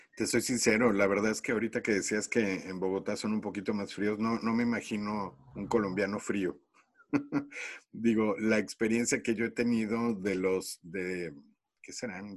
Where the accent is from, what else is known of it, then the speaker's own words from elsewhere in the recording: Mexico City, Mexico; yo soy de la Ciudad de México